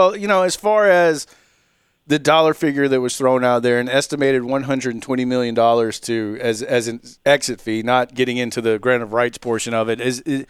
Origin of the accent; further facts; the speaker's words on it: Milledgeville, Georgia, United States; I grew up in Millageville and had friends that lived in Sandersville.